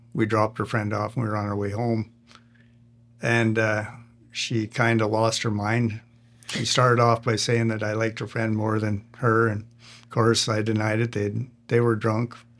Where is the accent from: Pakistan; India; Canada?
Canada; I'm a Canadian